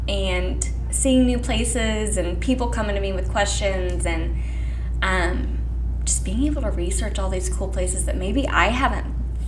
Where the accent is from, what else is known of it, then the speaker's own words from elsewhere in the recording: Meadville, Missouri, United States; now in Pleasant Hill, United States; Okay, so I am actually from a little bitty town of 300 people in north central Missouri called Meadville. And if you don't know where Meadville is at, dead center of the state, straight between Chillicothe and Brookfield